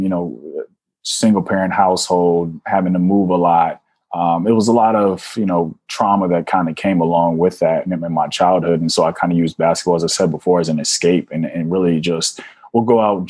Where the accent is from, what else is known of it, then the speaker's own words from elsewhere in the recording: Washington, District of Columbia, United States; I'm originally from Washington, D.C., born and raised